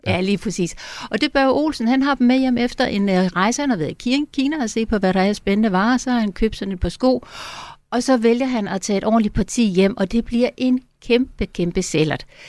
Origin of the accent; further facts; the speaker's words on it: Funen, Southern Denmark, Denmark; now in Copenhagen, Denmark; jeg er godt nok Fynbo af oprindelse, men altså har boet i København i 30 år